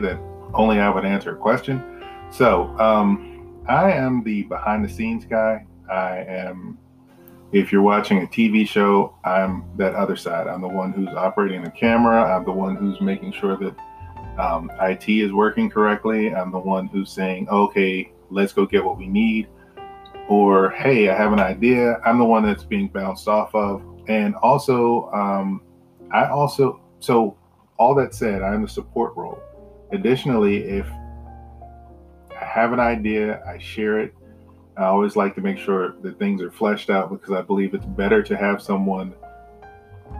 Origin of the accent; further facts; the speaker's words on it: Roanoke, Virginia, United States; now in Richmond, United States; I am from Roanoke, Virginia originally, been in Richmond for a little while